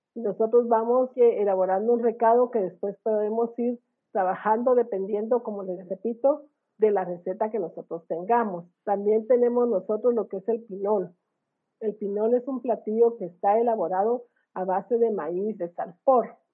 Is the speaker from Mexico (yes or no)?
no; Guatemala; irnos presentando como guatemaltecos